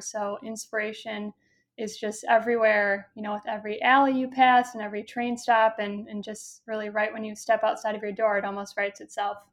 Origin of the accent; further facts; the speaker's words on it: Minneapolis, Minnesota, United States; moved away as an adult; also born or lived in Omaha; now in Chicago, United States; I grew up in Minnesota